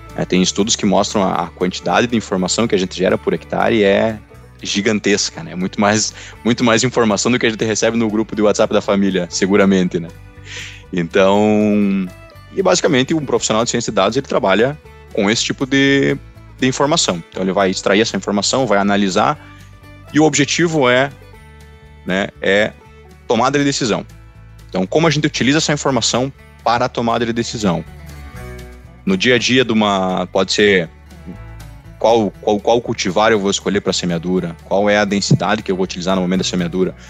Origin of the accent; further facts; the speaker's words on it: Não-Me-Toque, Rio Grande do Sul, Brazil; Eu sou natural de Nometoque, Toque, né, no Rio Grande do Sul